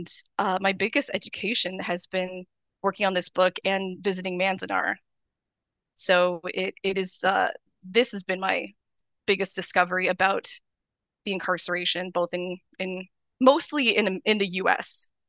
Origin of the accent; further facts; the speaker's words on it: Canada; So I am Canadian. I'm Japanese Canadian. My dad is Japanese. My grandfather was born in Canada, actually. So many, you know, few generations Canadian.